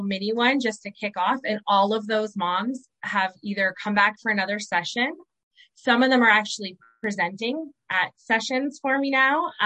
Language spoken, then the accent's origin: English; Southern Ontario, Canada; moved away as an adult; now in Moncton, Canada; I'm from Southern Ontario.